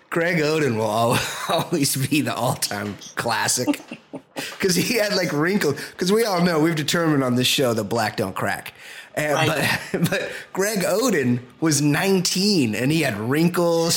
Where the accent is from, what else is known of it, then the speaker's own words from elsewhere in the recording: Costa Mesa, California, United States; I'm from Costa Mesa